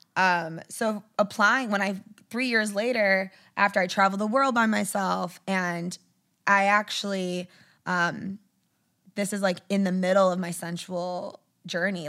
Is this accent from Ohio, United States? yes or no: no; outside Detroit, Michigan, United States; Michigan, outside Detroit